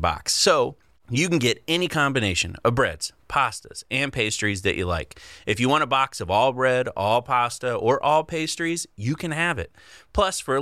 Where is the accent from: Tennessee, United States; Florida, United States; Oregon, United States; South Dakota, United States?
Florida, United States; I'm from Florida